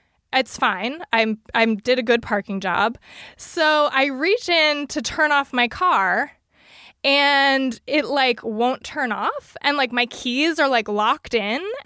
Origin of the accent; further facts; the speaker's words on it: San Francisco Bay Area, California, United States; I'm from the San Francisco Bay Area